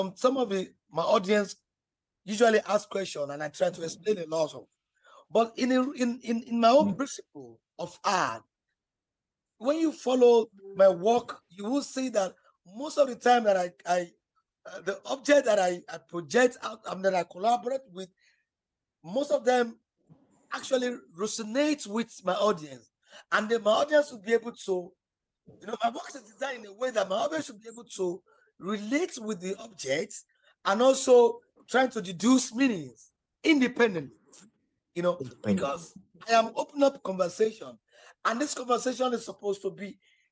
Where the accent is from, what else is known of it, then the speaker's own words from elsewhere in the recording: Nigeria; as a Nigerian artist